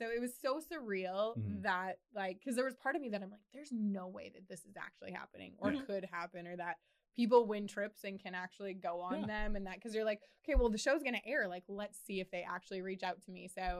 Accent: Wisconsin, United States; now in Southern California, United States; Well, I'm from Wisconsin

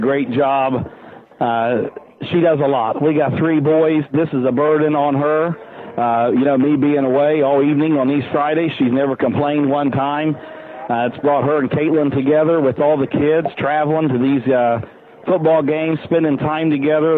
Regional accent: Wheelersburg, Ohio, United States; I grew up down in Wheelersburg

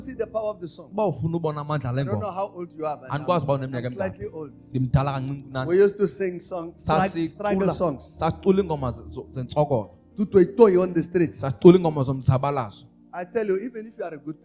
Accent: South Africa; also born or lived in Pretoria; I'm a South African

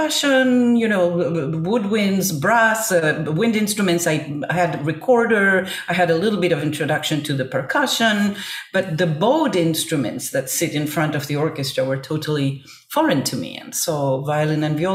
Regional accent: Buenos Aires, Argentina; growing up in Buenos Aires, Argentina

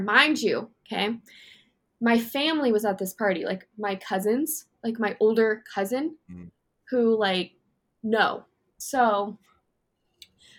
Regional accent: Las Vegas, Nevada, United States; I came from Vegas.

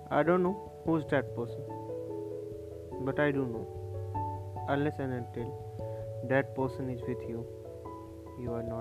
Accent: India; here from India.

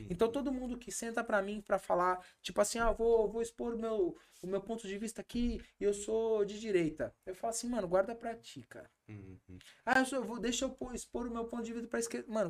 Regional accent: Brazil; Eu sou brasileiro. Sim. Eu moro no Brasil

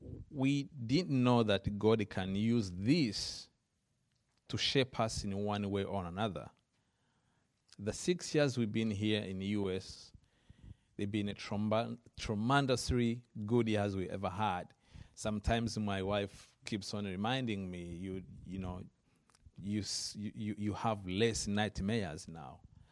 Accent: Rwanda; I am from Rwanda, originally. I was born and grew up in Rwanda.

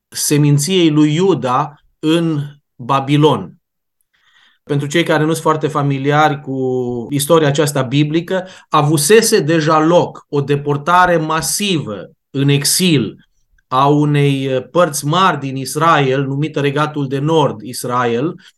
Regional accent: Timișoara, Timiș County, Romania; Noi cei care vorbim acum aici suntem din Timișoara

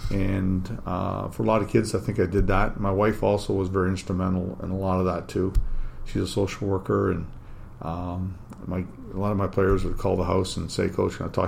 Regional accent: Windsor, Ontario, Canada; Yeah, I grew up here in Windsor.

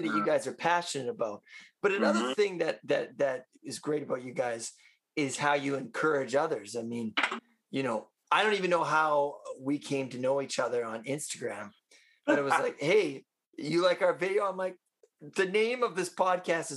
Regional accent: Vancouver, British Columbia, Canada; I'm from Vancouver

